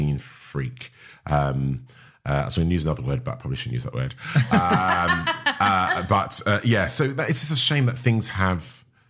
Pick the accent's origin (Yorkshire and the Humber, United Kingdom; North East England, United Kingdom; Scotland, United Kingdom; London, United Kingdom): London, United Kingdom; East Ham; I was born in East Ham, East